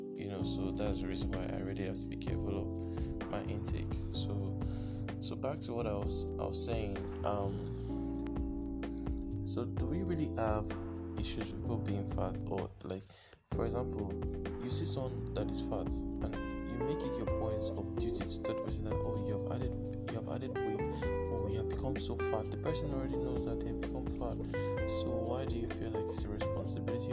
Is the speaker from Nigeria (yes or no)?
yes; Nigeria; I'm speaking as a Nigerian.